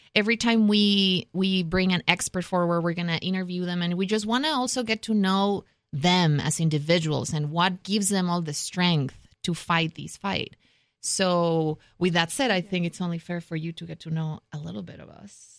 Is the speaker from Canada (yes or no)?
no; Mexico; moved away; I grew up in Mexico. I'm Mexican American